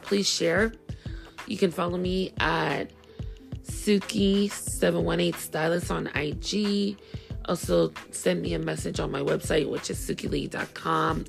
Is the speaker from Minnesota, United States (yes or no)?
no; New York City, New York, United States; I'm from Brooklyn